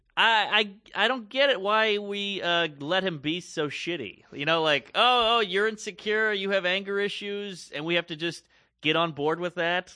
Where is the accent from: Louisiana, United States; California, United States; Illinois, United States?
Louisiana, United States; I grew up in the South. I grew up in Louisiana